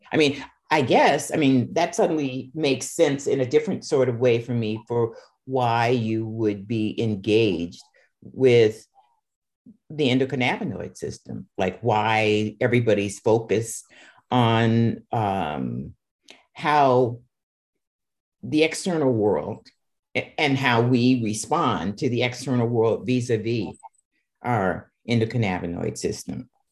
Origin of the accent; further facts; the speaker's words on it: Seattle, Washington, United States; I'm from Seattle, so you know that's where I was born. I grew up there